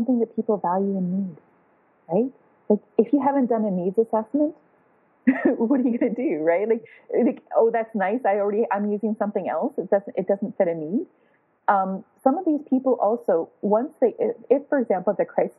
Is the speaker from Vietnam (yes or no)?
no; Toronto, Ontario, Canada; I'm from Toronto, Canada